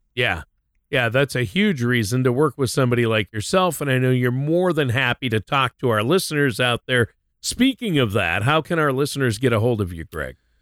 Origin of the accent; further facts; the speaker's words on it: Minnesota, United States; moved away as an adult; also born or lived in Southern California / Nashville, Tennessee; my wife and I lived there, but we're both from Minnesota, so we ended up moving back there